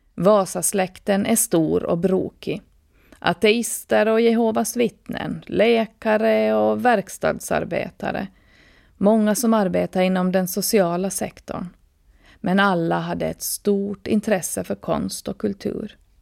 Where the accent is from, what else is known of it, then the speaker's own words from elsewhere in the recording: Åland Islands; född och uppvuxen på Åland med mina rötter i Österbotten och resten av världen